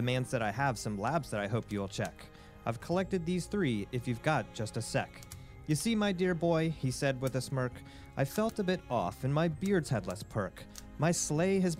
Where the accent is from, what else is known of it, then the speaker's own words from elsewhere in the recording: Indiana, United States; also born or lived in Tucson, Arizona; I'm from Indiana.